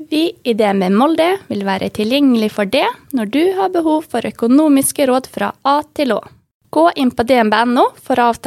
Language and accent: Norwegian; Ukraine; first language Ukrainian; Norwegian is a second language; now in Norway; Eh, morsmålet mitt er jo ukrainsk. Og så vokste jeg opp under Sovjetunionen. Uh, ukrainsk var jo bondespråk, det var upopulært. Vi måtte snakke ordentlig språk. Det var jo russisk. Og da var det nesten som morsmålet mitt.